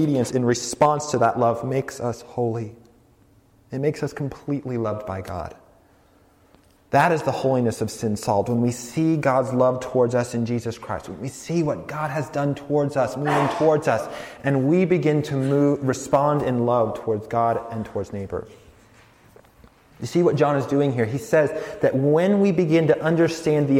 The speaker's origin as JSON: {"language": "English", "region": "rural Colorado", "country": "United States", "tie": "born or raised there", "also_born_or_lived": "New York City", "moved": "as an adult", "said": "I grew up in Colorado, rural Colorado, nothing like New York City."}